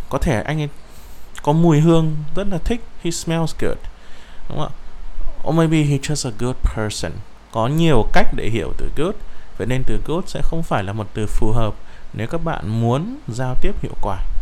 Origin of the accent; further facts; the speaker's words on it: Vietnam; first language Vietnamese; chính chúng ta bạn và tôi đều là người việt